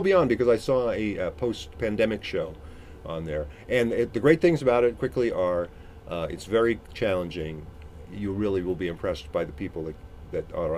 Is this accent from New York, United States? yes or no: no; Dayton, Ohio, United States; my hometown of Dayton, Ohio.